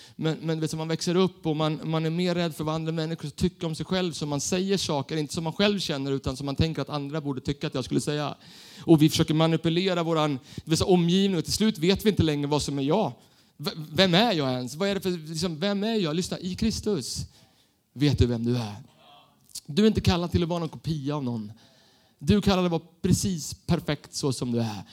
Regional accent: Stockholm, Stockholm County, Sweden; Jag är uppvuxen i Stockholm, city, med tunnelbanan

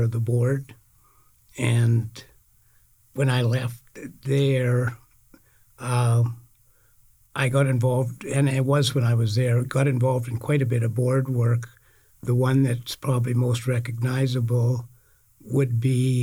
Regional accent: Saskatchewan, Canada; moved away as an adult; now in Alberta, Canada; I'm originally from Saskatchewan. I grew up on a farm there. I came to Alberta

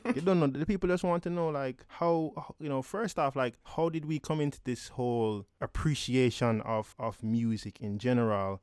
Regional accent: Jamaica; growing up in Jamaica

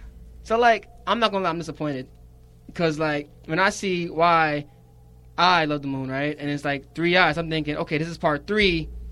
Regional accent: New York City, New York, United States; I'm from Brooklyn.

